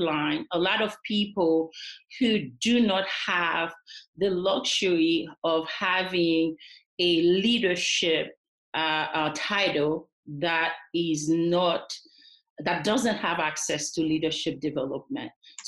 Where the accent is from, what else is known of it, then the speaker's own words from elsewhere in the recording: Haiti; moved away; I am originally from Haiti, but I have been here since the 1980s.